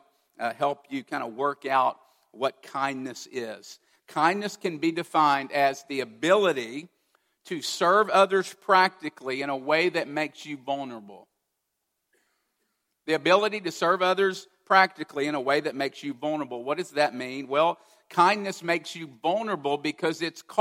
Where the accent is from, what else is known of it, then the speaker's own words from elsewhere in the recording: Kentucky, United States; growing up as a teenager in Kentucky in my hometown